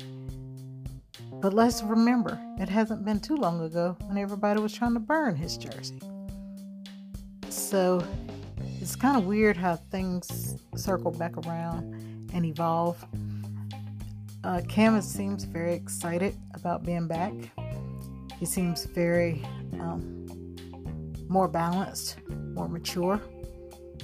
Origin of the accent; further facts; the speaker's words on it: Charlotte, North Carolina, United States; I was born and raised in Charlotte, North Carolina